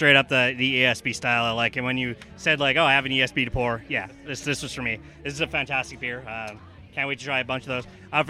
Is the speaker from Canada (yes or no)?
yes; Montreal, Quebec, Canada